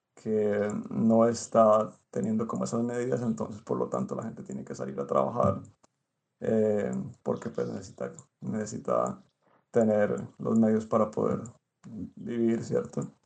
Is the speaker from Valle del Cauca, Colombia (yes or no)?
yes; Cali, Valle del Cauca, Colombia; moved away as an adult; now in Izmir, Turkey; soy artista místico de Cali